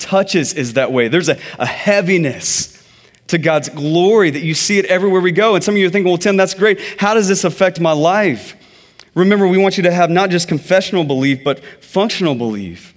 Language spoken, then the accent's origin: English; Texas, United States; I'm from Texas.